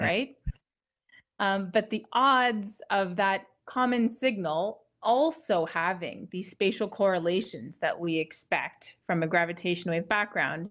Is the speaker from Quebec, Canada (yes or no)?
no; Ottawa, Ontario, Canada; moved away as an adult; also born or lived in Italy / United Kingdom / California / Germany; now in Connecticut, United States; I'm originally from Ottawa, Canada